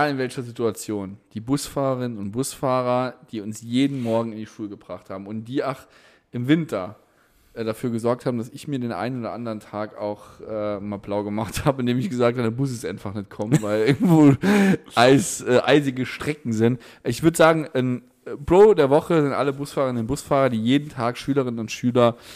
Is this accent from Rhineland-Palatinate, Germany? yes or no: no; Ottweiler, Saarland, Germany; Es war das erste Mal, dass ich rausgekommen bin aus Ottweiler und Saarbrücken, Homburg.